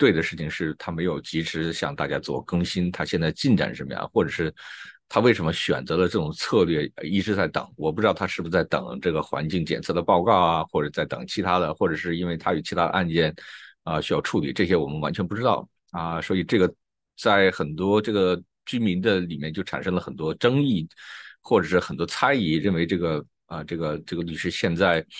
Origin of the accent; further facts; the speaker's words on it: China; 用我们中国人说的话，需要有一个说法。